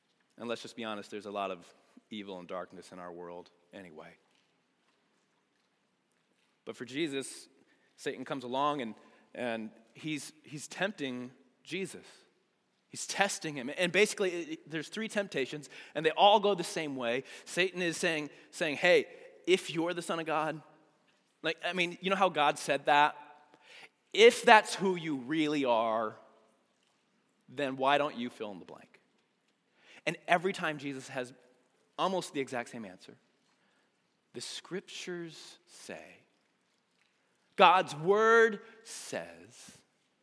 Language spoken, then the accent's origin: English; United States; being an American